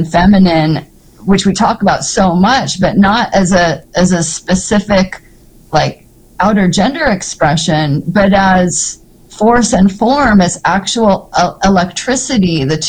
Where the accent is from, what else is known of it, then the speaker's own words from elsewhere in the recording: Seattle, Washington, United States; growing up in Seattle, living on Capitol Hill